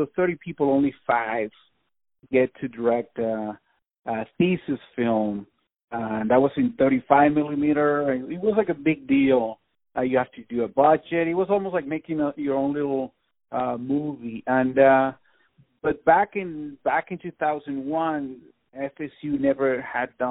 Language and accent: English; Venezuela; moved away as an adult; also born or lived in Tallahassee, Florida; now in Los Angeles, United States; I'm from Venezuela, yeah. I've been here in L.A. for almost 20 years now, but yeah, I'm originally from Venezuela.